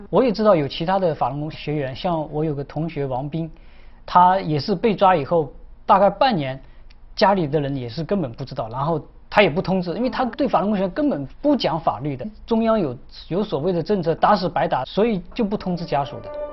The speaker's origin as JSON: {"language": "Chinese", "town": "Wan'an", "region": "Jiangxi", "country": "China", "tie": "born or raised there", "moved": "yes", "said": "我的家乡是在江西省万安县福隆镇，那是一个，呃，一个山区，实际上交通很闭塞"}